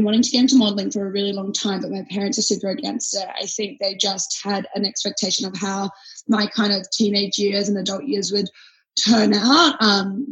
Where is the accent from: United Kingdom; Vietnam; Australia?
Australia; Adelaide, South Australia; also born or lived in Los Angeles; now in Sydney, Australia; I was originally born in Adelaide, South Australia.